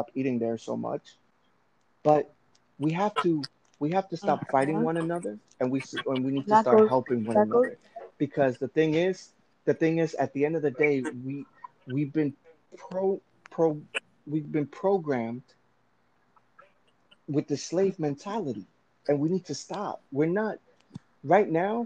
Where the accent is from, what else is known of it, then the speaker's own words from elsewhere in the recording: Venezuela; moved away; I'm from Venezuela, but my ancestry is Colombian.